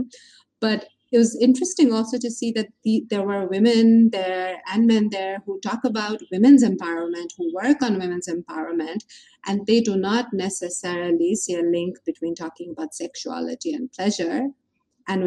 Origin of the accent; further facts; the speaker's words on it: Bangladesh; Growing up in Bangladesh as a woman